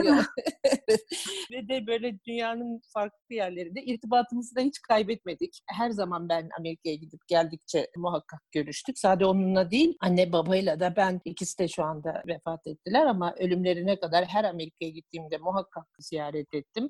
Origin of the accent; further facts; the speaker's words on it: Ankara, Turkey; also born or lived in Darien, Connecticut, United States; bütün eğitim hayatımın orta öğrenim e, kısmı TED Ankara Koleji'nde geçti.